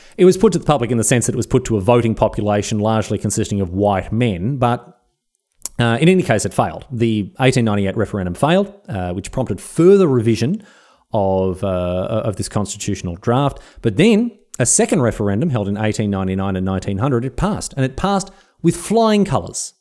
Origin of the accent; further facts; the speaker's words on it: Australia; I love Australia. I love being Australian